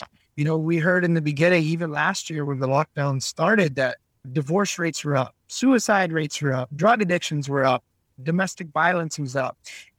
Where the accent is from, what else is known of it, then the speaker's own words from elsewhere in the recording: Scotland, United Kingdom; I was, you know, as the Scottish, I was very cheap.